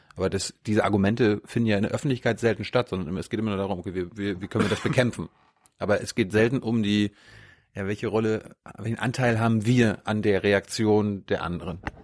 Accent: Germany

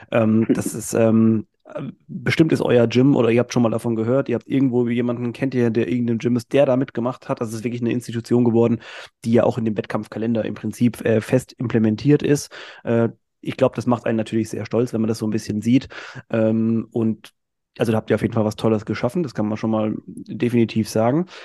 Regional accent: Mühlhausen, Thuringia, Germany; moved away; meiner Heimatstadt, also hm, in Mühlhausen

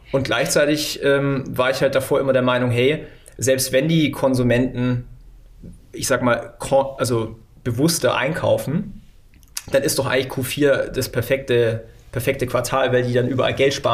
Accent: Neu-Ulm, Bavaria, Germany; born there; Äh, geborener Neu-Ulmer tatsächlich.

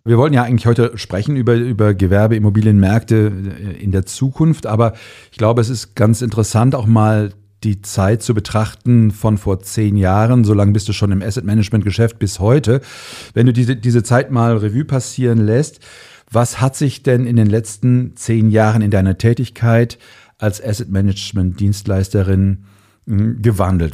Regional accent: Cologne, North Rhine-Westphalia, Germany; ich komme aus Köln

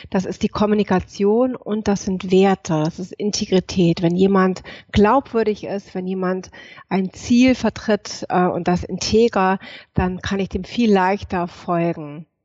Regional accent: Hamburg, Germany; so, woher komme ich? Ich komme aus Hamburg, aus Norddeutschland. Ich komme aus einer alten Seefahrerfamilie.

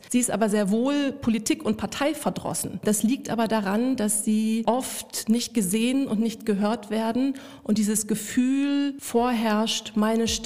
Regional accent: Luxembourg; Ich bin in Luxemburg aufgewachsen. Es ist ein durch und durch europäisches, internationales Umfeld, ähm, das mich sehr geprägt hat

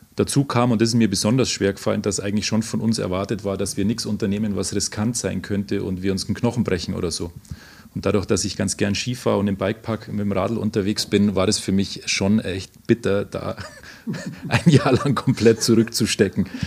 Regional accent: Oberammergau, Bavaria, Germany; Ich komme aus Oberammergau

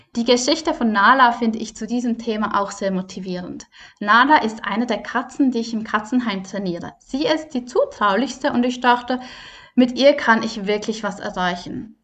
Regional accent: Switzerland; bei uns in der Schweiz

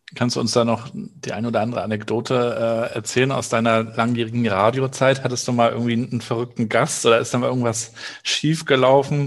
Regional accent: Rostock, Mecklenburg-Vorpommern, Germany; kommst ja so wie ich aus Rostock

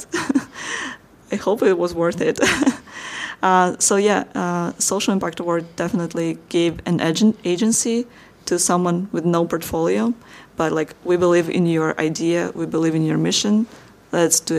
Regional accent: Slovakia; I'm from Slovakia

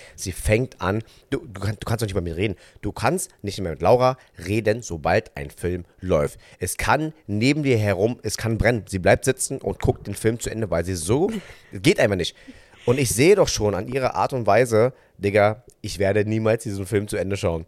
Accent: Vietnam; ich als Vietnamese

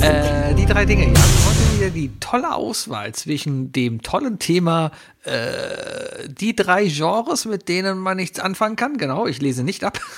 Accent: Germany; wir kommen aus Deutschland

